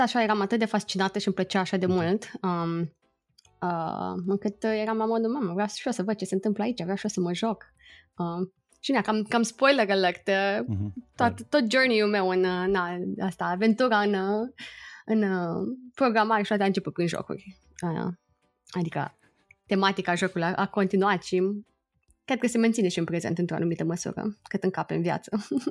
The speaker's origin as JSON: {"language": "Romanian", "town": "Iași", "region": "Iași County", "country": "Romania", "tie": "born or raised there", "also_born_or_lived": "Timișoara, Romania / London, United Kingdom", "moved": "as an adult", "lives_now": "San Francisco, United States", "said": "eu sunt din Iași, deci am făcut toată școala în Iași."}